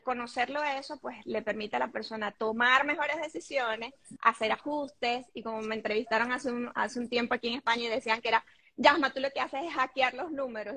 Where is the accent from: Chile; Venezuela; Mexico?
Venezuela; Caracas, Capital District; moved away as an adult; also born or lived in Panama; now in Madrid, Spain; soy venezolana y vivo en Madrid. Eh, tengo ya casi cinco años aquí, antes viví en Panamá y por supuesto casi toda mi vida en Caracas, soy caraqueña